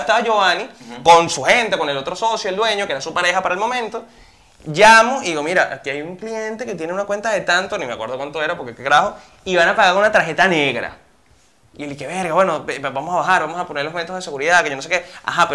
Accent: Puerto Píritu, Anzoátegui, Venezuela; also born or lived in Caracas; Yo nací en Caracas, pero me crié muchos años de mi vida en Puerto Píritu, que es un pueblito en el oriente del país

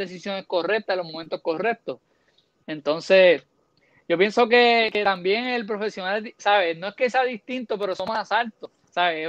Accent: Puerto Rico; Como puertorriqueño

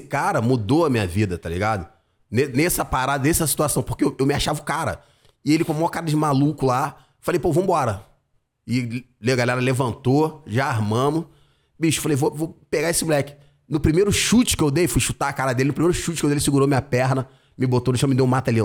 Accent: Rio de Janeiro, Brazil; Eu sou de Campo Grande, raiz, lugar que eu amo pra caramba.

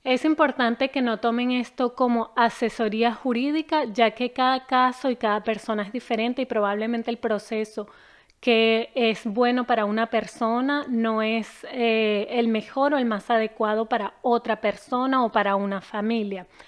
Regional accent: Caracas, Capital District, Venezuela; moved away as an adult; now in Quebec, Canada; Yo nací y crecí en Caracas, Venezuela y hace casi siete años emigré de manera permanente a Canadá.

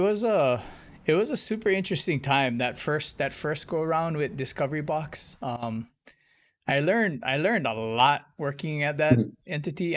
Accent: Hilo, Hawaii, United States; I'm from Hilo

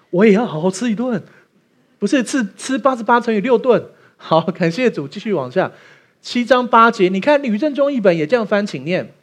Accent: Taiwan; 我们台湾人有虚岁这个概念

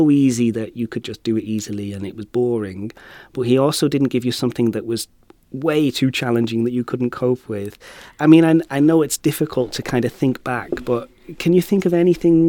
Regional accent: United Kingdom; I'm British

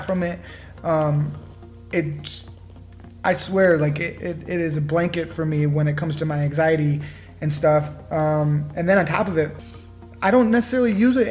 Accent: Michigan, United States; we're both from Michigan

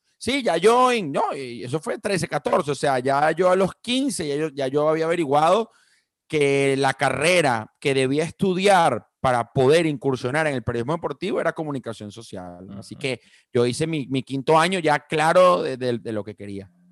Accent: Venezuela; estando yo ya a finales de bachillerato en Venezuela

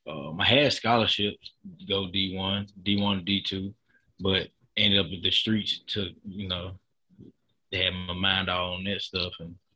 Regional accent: Memphis, Tennessee, United States; Well, I grew up in Memphis, Tennessee. I have a lot of family in Memphis.

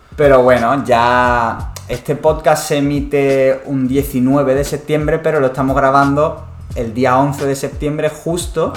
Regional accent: Málaga, Andalusia, Spain; en Málaga, que nosotros somos de Málaga

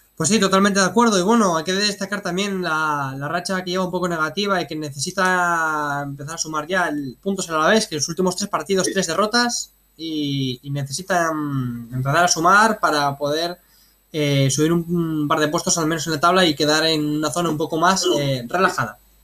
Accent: Spain; nosotros eh, somos de aquí, de España

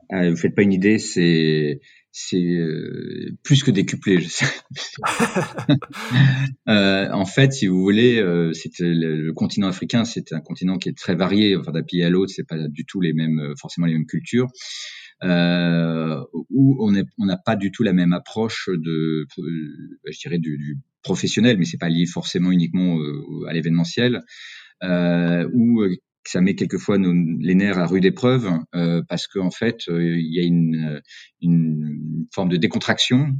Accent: Cantal, Auvergne-Rhône-Alpes, France; moved away; je suis originaire du Cantal, donc du centre de la France

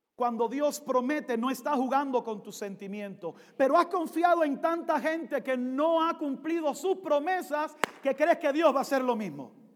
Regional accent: Cuba; moved away; Soy cubano, negro y pentecostal.

